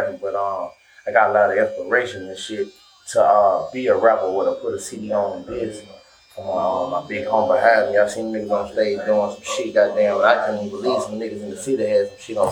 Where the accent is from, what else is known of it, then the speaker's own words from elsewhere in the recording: Montgomery, Alabama, United States; I'm from Montgomery, Alabama.